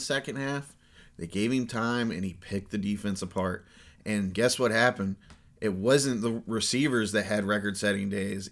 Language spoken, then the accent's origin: English; Columbus, Ohio, United States; we're from Columbus, Ohio